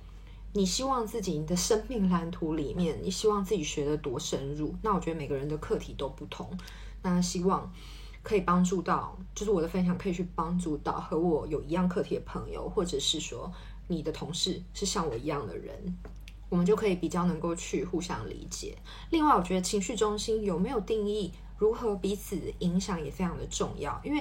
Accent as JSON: {"language": "Chinese", "country": "Taiwan", "moved": "yes", "lives_now": "Paris, France", "said": "那我觉得过去的我在台湾，我可能就是很少有这种，嗯，比如说同侪压力、同事之间的压力，或是在职场上面的压力。不过呢，我搬来巴黎之后"}